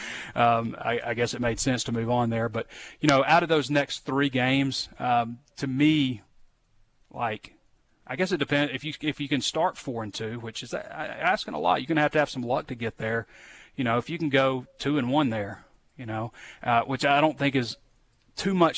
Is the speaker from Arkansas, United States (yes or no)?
yes; North Little Rock, Arkansas, United States; also born or lived in Sheridan, Arkansas; I grew up in North Little Rock and Sheridan